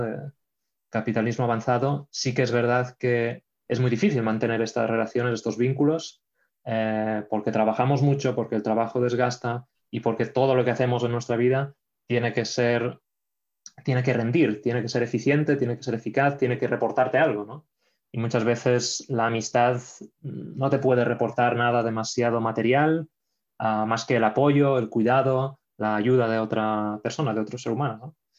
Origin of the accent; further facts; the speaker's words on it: Catalonia, Spain; moved away; also born or lived in Poland; soy español, también soy catalán.